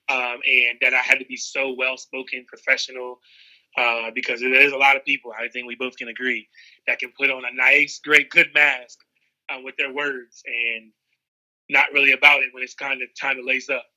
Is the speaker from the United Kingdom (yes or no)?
no; Seaford, Delaware, United States; growing up in Seaford, Delaware